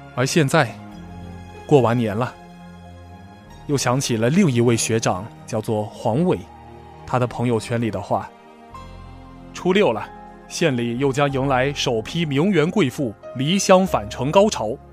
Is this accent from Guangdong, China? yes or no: no; Mingxi, Fujian, China; moved away; 我生在一个小县城，叫做明溪